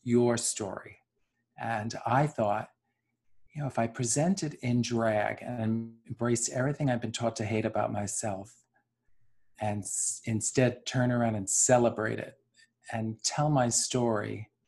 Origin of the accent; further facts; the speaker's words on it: New York City, New York, United States; growing up in New York City